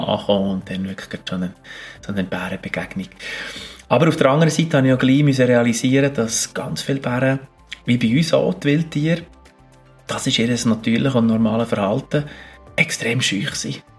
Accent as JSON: {"language": "German", "region": "Bern", "country": "Switzerland", "also_born_or_lived": "Alaska", "moved": "yes", "said": "Obwohl ich zwar zu Bern lange daheim war und, und als Berner"}